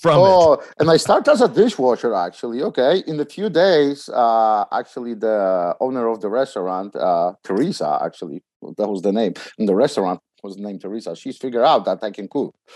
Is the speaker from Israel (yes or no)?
no; Poland; English is a second language; also born or lived in New York City; now in United States; I came from Poland